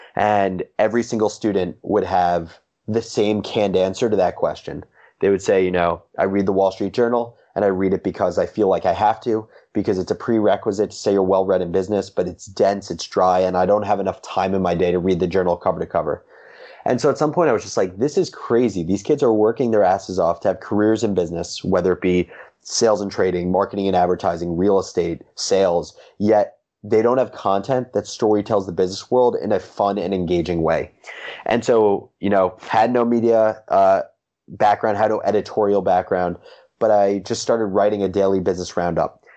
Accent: Livingston, New Jersey, United States; also born or lived in Michigan; I grew up in Livingston, New Jersey

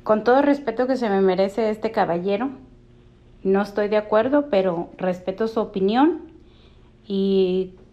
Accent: Mexico; now in United States; Yo aquí tengo más de 30 años, mi hijo es ciudadano americano, es sargento del Army y con todo el orgullo, él encanta la bandera mexicana de donde viene su madre.

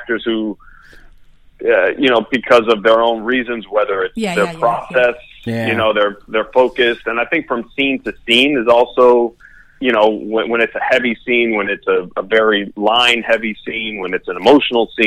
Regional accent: Miami, Florida, United States; moved away as an adult; also born or lived in New York; I grew up in Miami. I'm Miami born and raised. I didn't move out of Miami until graduate school

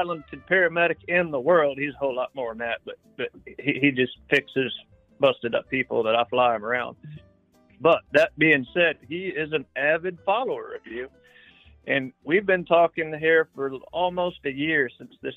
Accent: Tennessee, United States; now in South Central Illinois, United States; I'm real hillbilly from Tennessee. That's home base is Tennessee

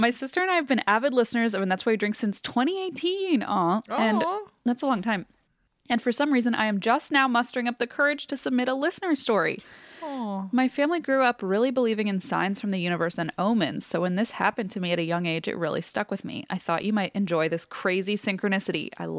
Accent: Indianapolis, Indiana, United States; I grew up in Indy, and this particular winter, we got a lot of snow.

